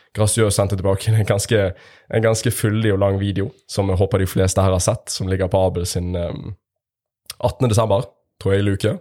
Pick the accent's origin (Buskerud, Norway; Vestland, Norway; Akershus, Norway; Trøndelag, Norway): Vestland, Norway; Bergen; accent: Bergen dialect; now in Stavanger, Norway; med bergensdialekt